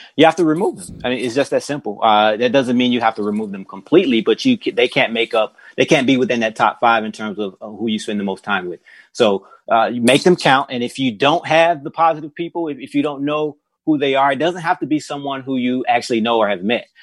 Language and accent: English; Mississippi, United States; we're from Mississippi